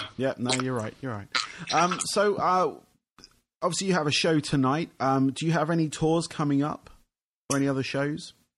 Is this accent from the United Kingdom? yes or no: yes; England, United Kingdom; being from England